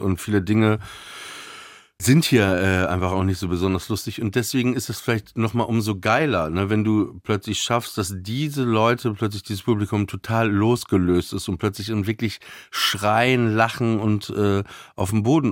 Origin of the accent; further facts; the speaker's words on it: Papenburg, Lower Saxony, Germany; now in Berlin, Germany; ich bin ja in Papenburg im Emsland aufgewachsen, also tiefste Provinz